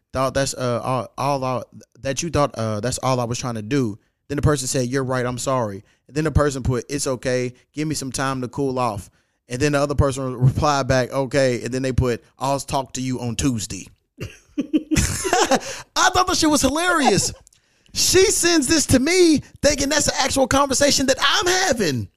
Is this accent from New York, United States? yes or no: no; Louisville, Kentucky, United States; moved away; I'm back in my hometown, Louisville, Kentucky.